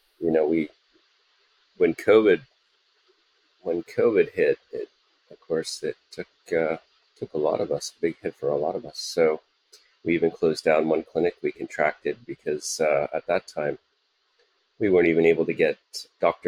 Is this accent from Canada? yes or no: yes; Canada; moved away as an adult; also born or lived in United States; now in Singapore; I'm Canadian originally